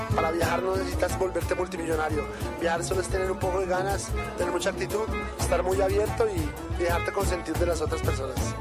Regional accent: Bogotá, Colombia; also born or lived in Europe; Soy de Bogotá, he vivido un poco en Europa y he vivido un poco eh, acá en Sudamérica para algunos países.

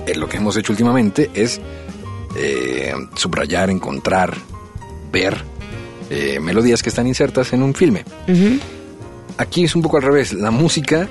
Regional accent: Mexico; nosotros los mexicanos

